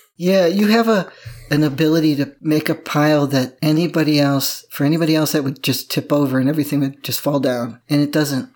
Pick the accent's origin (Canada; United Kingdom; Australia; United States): United States; Midwest; moved away; I grew up in the Midwest where things actually grow